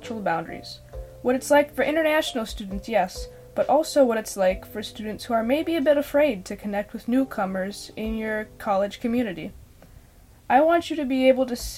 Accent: Minnesota, United States; a young white woman from Minnesota

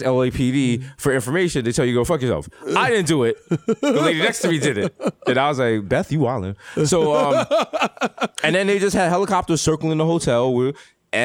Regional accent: New York City, New York, United States; I am from the Bronx

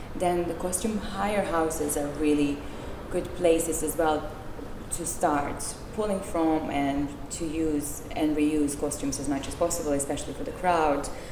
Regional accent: Serbia; moved away as an adult; also born or lived in Czech Republic / Belgium; now in United Kingdom; I'm from Serbia, and I used to live in Czech Republic, in Belgium, and in the UK.

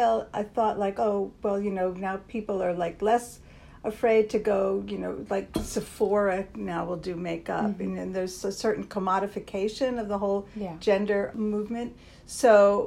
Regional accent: Linden, New Jersey, United States; moved away as an adult; now in New York, United States; I grew up just 15 miles from here. In a place called Linden, New Jersey

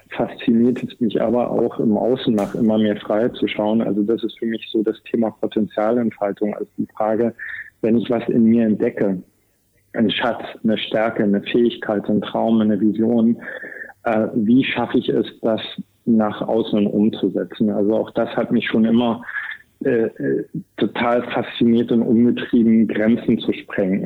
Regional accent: East Germany, Germany; ich bin in Ostdeutschland groß geworden

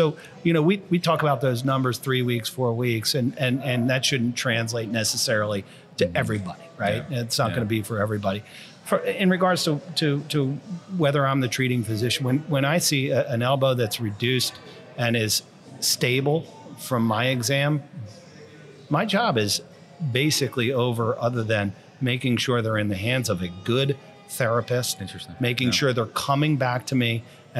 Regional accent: New Jersey, United States; Because I'm from Jersey.

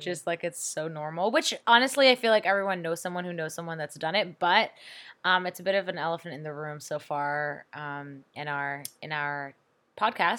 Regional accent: Toronto, Ontario, Canada; moved away as an adult; now in South Korea; I'm from Toronto

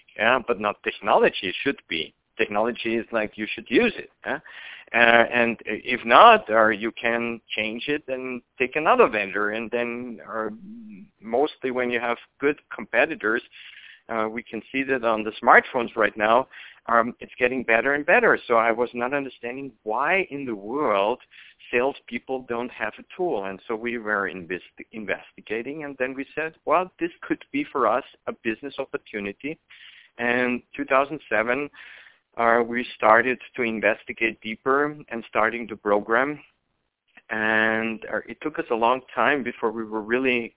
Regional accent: Vienna, Austria; moved away as an adult; now in United States; I'm originally from Austria, Vienna, and I moved 2 years ago to the United States

